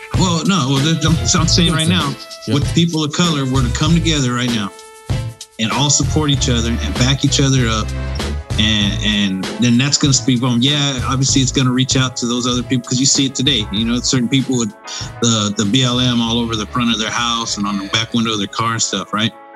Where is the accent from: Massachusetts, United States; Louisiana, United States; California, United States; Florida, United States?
California, United States; as a Californian and a person who votes in the state